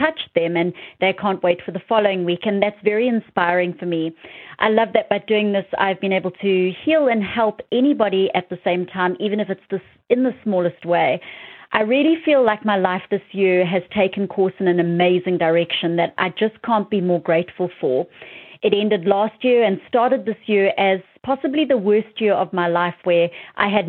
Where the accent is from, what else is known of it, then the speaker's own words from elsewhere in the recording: South Africa; moved away; my hometown in South Africa